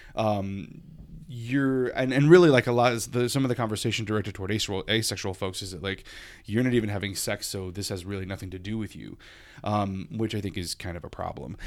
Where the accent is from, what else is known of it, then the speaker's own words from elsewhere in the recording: Lafayette, Louisiana, United States; now in Hartford, United States; I never had pride happening in my South Louisiana hometown.